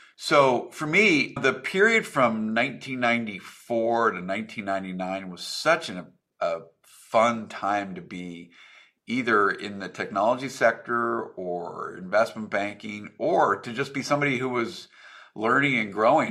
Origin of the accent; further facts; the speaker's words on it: Reno, Nevada, United States; moved away as an adult; also born or lived in Seattle, Washington; I grew up in Reno, Nevada.